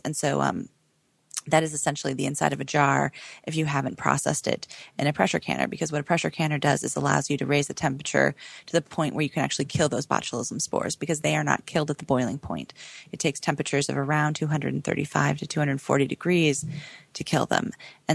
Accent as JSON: {"language": "English", "region": "Oregon", "country": "United States", "tie": "born or raised there", "moved": "yes", "said": "growing up in Oregon."}